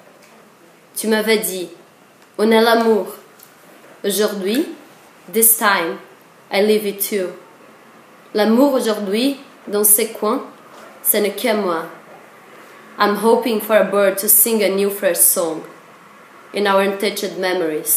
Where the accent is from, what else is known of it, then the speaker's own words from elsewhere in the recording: São Paulo, Brazil; moved away; it's a sister city from my hometown, that it's São Paulo